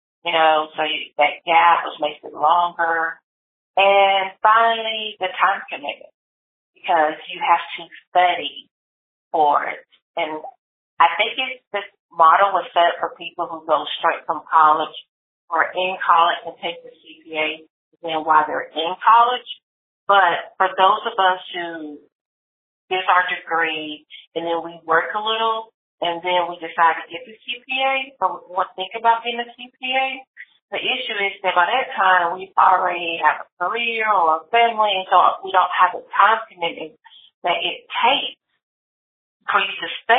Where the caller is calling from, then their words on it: Lewisville, Texas, United States; I'm calling from Louisville, Texas.